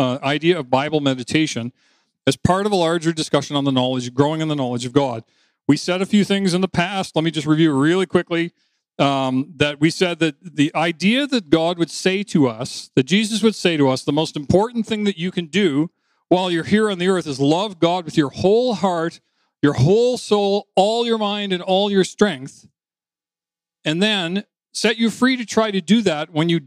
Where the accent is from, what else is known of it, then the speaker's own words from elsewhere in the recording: New Brunswick, Canada; moved away; also born or lived in Toronto; I was coming home from Toronto to my hometown in New Brunswick, where my parents had owned the house, and that's where I grew up